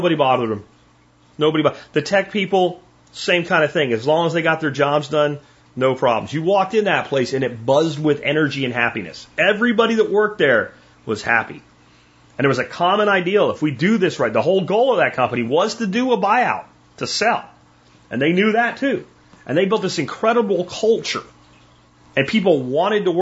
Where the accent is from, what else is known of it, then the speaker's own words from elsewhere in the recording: Pennsylvania, United States; I grew up in Pennsylvania, almost everybody was in that church on Sunday